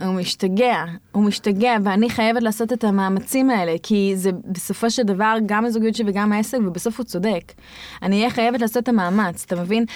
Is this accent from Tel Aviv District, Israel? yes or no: no; Tzohar, Southern District, Israel; אני גדלתי בצוחר